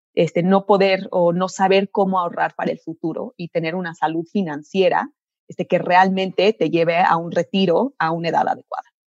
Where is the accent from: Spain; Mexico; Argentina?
Mexico; soy ingeniera química mexicana.